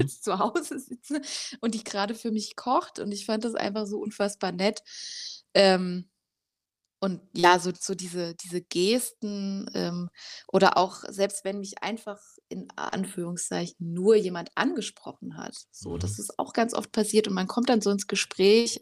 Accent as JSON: {"language": "German", "region": "Rhineland-Palatinate", "country": "Germany", "moved": "yes", "lives_now": "Leipzig, Germany", "said": "ich komme eigentlich aus der Pfalz, da ist meine Familie auch noch"}